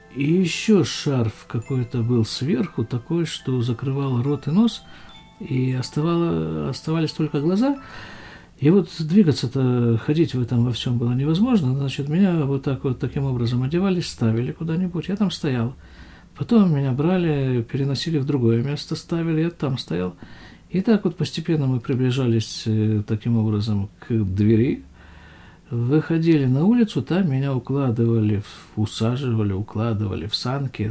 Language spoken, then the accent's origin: Russian; Krasnoyarsk, Krasnoyarsk Krai, Russia; now in West Bank; Это все мое детство происходило в Красноярске практически